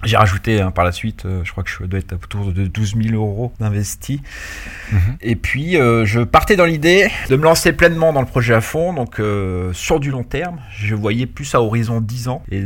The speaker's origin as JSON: {"language": "French", "town": "Paris", "region": "Île-de-France", "country": "France", "also_born_or_lived": "Orléans / Lyon", "lives_now": "Issy-les-Moulineaux, France", "said": "je suis originaire de Paris."}